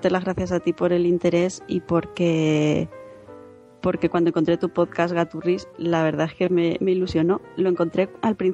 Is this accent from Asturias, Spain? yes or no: no; Zaragoza, Aragon, Spain; Estamos eso, preparando presentaciones también en Granada, en Albacete, en mi tierra, en Zaragoza.